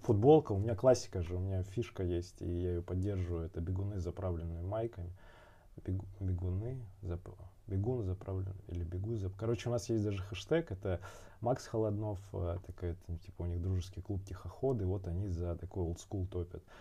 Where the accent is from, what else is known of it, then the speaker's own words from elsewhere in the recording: Barnaul, Altai Krai, Russia; moved away; also born or lived in Moscow; в тринадцатом году уехал в Барнаул, как раз время там было. У меня отец болел, он, э, раком болел, и А, мне было ух, надо было ухаживать, жить, э, в городе, маме помогать. Я вернулся из Москвы